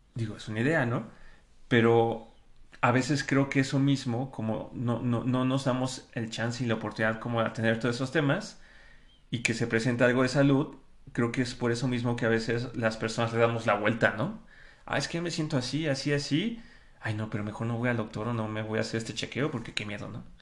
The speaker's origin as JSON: {"language": "Spanish", "country": "Mexico", "said": "ya somos muchos mexicanos"}